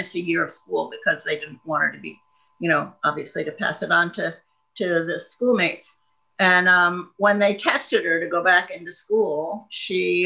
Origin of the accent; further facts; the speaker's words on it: Long Island, New York, United States; moved away as an adult; also born or lived in Ohio; now in Scotland, United Kingdom; I grew up right outside of Manhattan